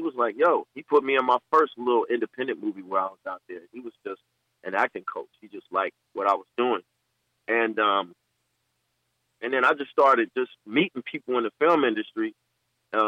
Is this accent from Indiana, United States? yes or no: yes; Gary, Indiana, United States; I'm originally from Gary, Indiana. I, grew up on the east side near Pulaski